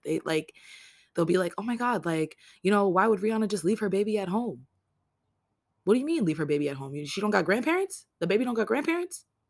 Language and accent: English; New York City, New York, United States; I was born in Rikers Island.